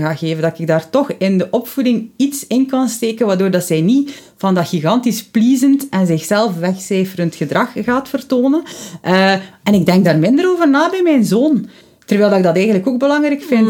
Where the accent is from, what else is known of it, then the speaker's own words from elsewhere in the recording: West Flanders, Belgium; bij ons in West-Vlaanderen